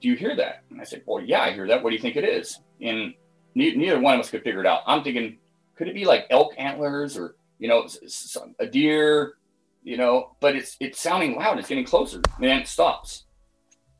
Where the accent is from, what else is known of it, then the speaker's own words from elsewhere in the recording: Scotland, United Kingdom; also born or lived in Pacific Northwest, United States; now in United States; I was born and raised in Scotland, moved over to the States in 93